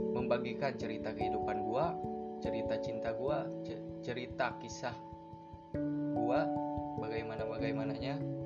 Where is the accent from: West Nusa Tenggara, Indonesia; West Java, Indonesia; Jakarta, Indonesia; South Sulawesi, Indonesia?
West Java, Indonesia; berasal dari Jawa Barat